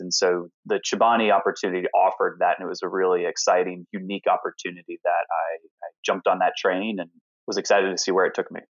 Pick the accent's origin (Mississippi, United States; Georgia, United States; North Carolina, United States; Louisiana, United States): Georgia, United States; Alpharetta; also born or lived in Knoxville, Tennessee; now in New York, United States; I was born in Knoxville, Tennessee, and grew up in a small town called Alpharetta, Georgia